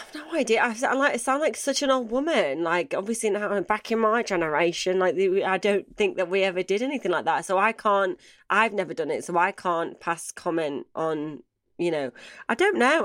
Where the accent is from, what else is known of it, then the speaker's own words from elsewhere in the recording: Manchester, North West England, United Kingdom; I'm from Manchester